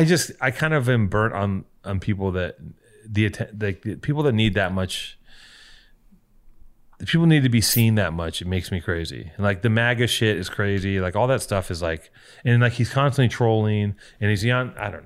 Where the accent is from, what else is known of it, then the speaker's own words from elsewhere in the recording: Los Angeles, California, United States; I grew up in Venice.